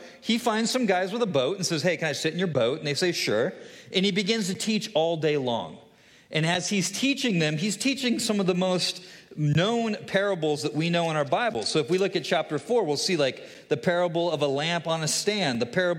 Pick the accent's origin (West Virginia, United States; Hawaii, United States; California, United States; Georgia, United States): California, United States; moved away as an adult; now in Hudsonville, United States; I am originally a Californian. I moved to Michigan 6 years ago, and my family and I live here in Hudsonville area